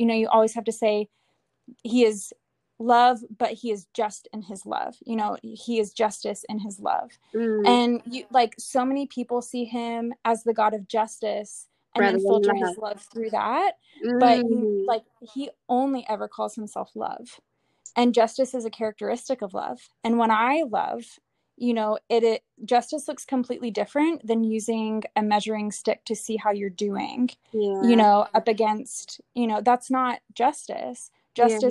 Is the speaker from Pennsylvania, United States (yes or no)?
no; Atlanta, Georgia, United States; also born or lived in California; we're originally from Georgia, Atlanta, Georgia, where I am